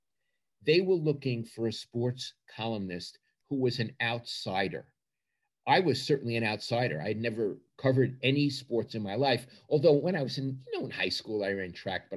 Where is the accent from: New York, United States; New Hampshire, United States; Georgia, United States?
New York, United States; New York City; moved away as an adult; also born or lived in Pennsylvania; now in California, United States; growing up in Brooklyn